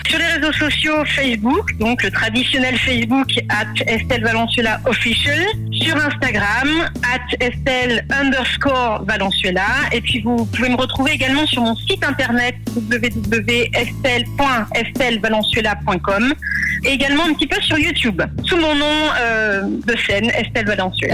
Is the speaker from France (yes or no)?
yes; Bordeaux, Nouvelle-Aquitaine, France; now in Switzerland; je suis originaire de Bordeaux, je suis française, désormais suisse également